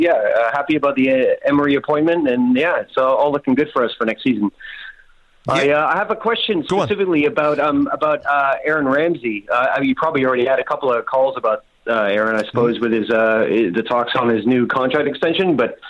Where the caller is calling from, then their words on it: London, United Kingdom; I'm calling from London.